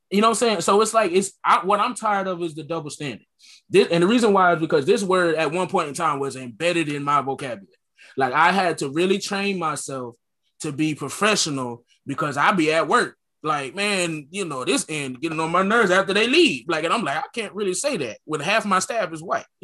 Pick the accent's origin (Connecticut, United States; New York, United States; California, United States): Connecticut, United States; I was kind of born and raised in Connecticut